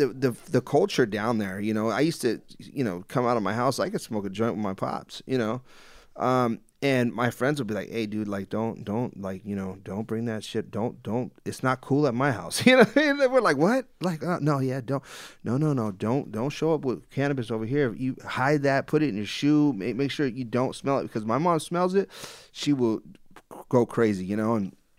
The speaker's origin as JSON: {"language": "English", "town": "Los Angeles", "region": "California", "country": "United States", "tie": "born or raised there", "said": "growing up in Los Angeles myself, you know"}